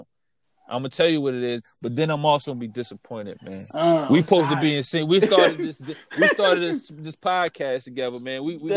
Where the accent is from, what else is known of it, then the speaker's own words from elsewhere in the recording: New Jersey, United States; I was raised in Jersey